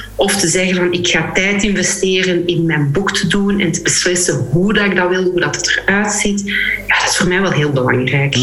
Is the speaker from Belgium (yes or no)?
yes; Flanders, Belgium; ons als, als Vlamingen, Belgen